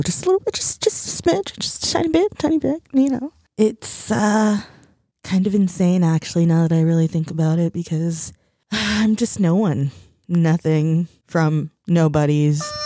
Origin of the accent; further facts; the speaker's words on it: United States; also born or lived in Mexico / El Salvador; I'm American, I'm Mexican, I'm Salvadorian